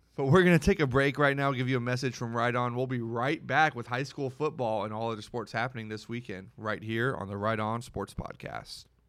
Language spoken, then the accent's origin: English; the Rio Grande Valley, Texas, United States; now in Corpus Christi, United States; I'm from the Valley